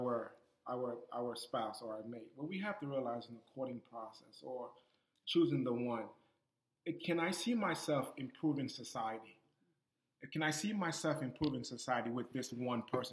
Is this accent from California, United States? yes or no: no; Boston, Massachusetts, United States; I'm from Boston